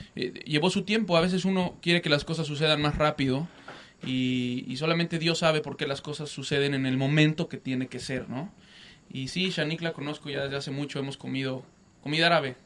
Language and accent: Spanish; Mexico; para mí es un orgullo como mexicano